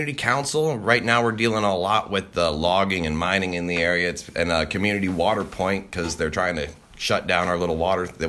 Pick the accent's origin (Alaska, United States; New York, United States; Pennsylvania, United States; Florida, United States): Alaska, United States; I didn't grow up on this property. I spent a lot of time here, you know, doing chores and everything, but growing up in Alaska was great.